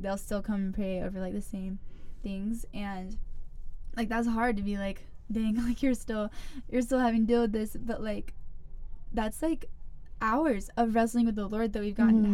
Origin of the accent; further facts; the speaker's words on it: Greenville, South Carolina, United States; I'm from Greenville. Went to Eastside, like most of the people here